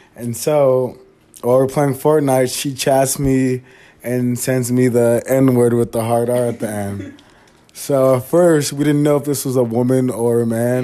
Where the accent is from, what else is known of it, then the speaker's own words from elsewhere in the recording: the Bay Area, California, United States; moved away; I'm from the Bay, and like it's pretty different up there